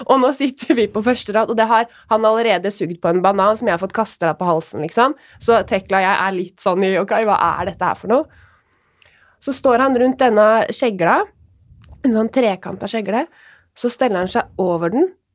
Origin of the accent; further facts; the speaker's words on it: Råde, Østfold, Norway; jeg er jo fra Råde